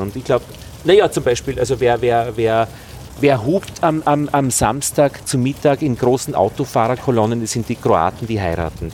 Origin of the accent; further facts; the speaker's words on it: Altheim, Upper Austria, Austria; now in Vienna, Austria; in meiner Heimatgemeinde in Oberösterreich, in Altheim